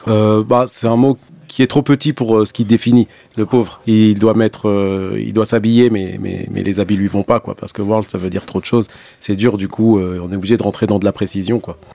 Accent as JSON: {"language": "French", "town": "Blida", "region": "Blida Province", "country": "Algeria", "tie": "born or raised there", "also_born_or_lived": "Bab El Oued, Algiers", "moved": "yes", "said": "c'est là où je suis né. Après, moi, j'ai grandi à Blida"}